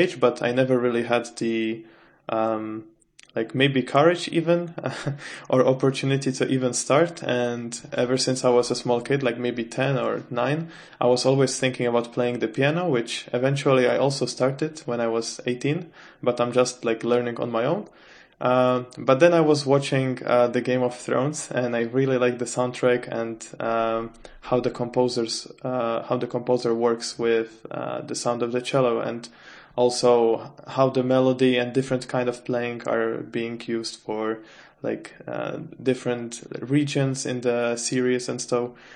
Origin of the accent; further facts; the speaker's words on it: Czechia; moved away as an adult; now in Sweden; I come from the Czech Republic.